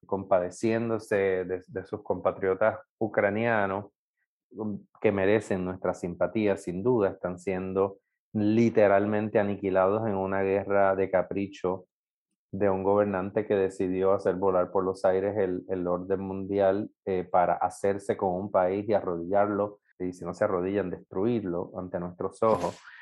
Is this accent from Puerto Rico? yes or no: yes; Puerto Rico; todos los puertorriqueños